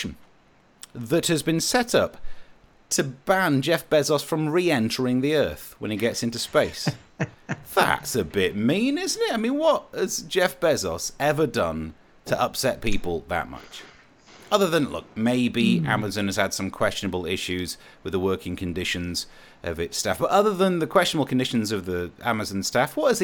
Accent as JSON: {"language": "English", "region": "Midlands", "country": "United Kingdom", "said": "I am poor and I am from the Midlands."}